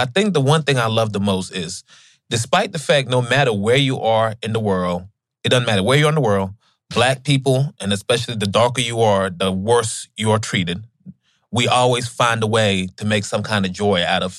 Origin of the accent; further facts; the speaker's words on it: Gambia; even growing up in Gambia, West Africa, I remember from, I didn't even realize how poor we were, you know?